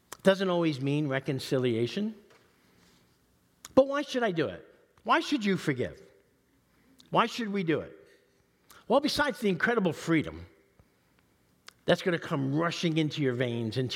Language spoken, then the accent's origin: English; New York City, New York, United States; I grew up in East Harlem. in the 60s and 70s